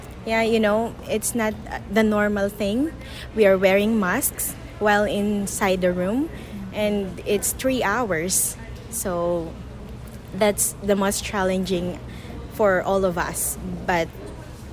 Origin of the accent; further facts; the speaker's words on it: Philippines; moved away as an adult; now in Cayman Islands; I am a Filipino and I cannot work in an office here right away